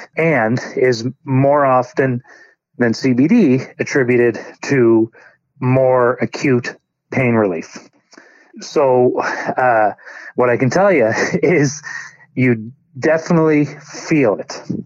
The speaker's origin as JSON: {"language": "English", "region": "New Brunswick", "country": "Canada", "tie": "born or raised there", "also_born_or_lived": "Alberta", "moved": "as an adult", "said": "I grew up in in New Brunswick although I was in Alberta for the last 16 years"}